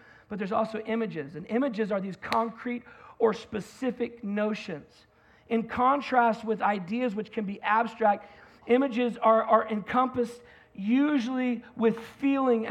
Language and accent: English; United States; as an American